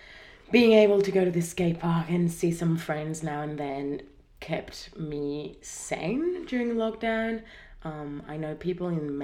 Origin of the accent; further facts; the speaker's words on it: Spain; English is a second language; now in Australia; I'm Spanish though, so excuse my accent and my struggle to pronounce some words